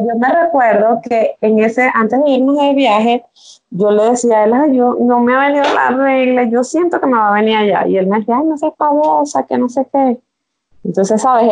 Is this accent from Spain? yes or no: no; Venezuela; vivo en Venezuela, soy venezolana, viviendo en Venezuela